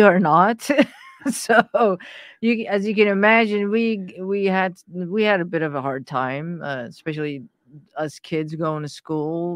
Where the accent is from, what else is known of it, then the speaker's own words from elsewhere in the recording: Iran; moved away; I was born in Iran at, at a time where Iran was at war with Iraq.